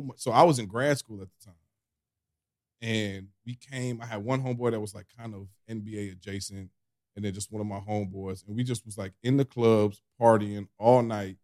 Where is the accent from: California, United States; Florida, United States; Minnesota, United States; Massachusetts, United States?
Massachusetts, United States; Boston; I grew up right outside of Boston